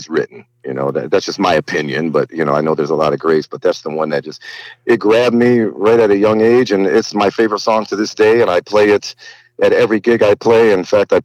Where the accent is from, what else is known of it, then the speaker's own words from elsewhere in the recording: Detroit, Michigan, United States; I grew up in Detroit